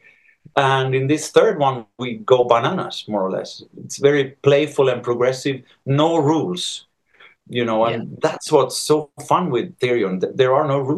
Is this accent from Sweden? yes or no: yes; Sweden; now in Spain; I'm from Sweden. I'm born in Sweden and I grew up there